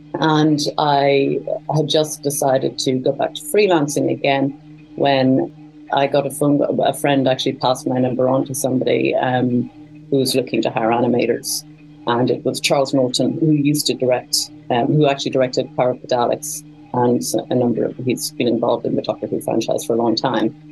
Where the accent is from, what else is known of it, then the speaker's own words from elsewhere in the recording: Cork, Munster, Ireland; moved away as an adult; also born or lived in Dublin, Ireland / London, United Kingdom / China; I'm actually from Cork, in the south of Ireland.